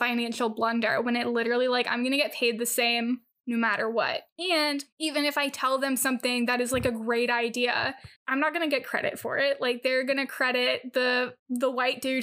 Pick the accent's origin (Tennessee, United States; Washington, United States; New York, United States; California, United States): California, United States; having grown up in California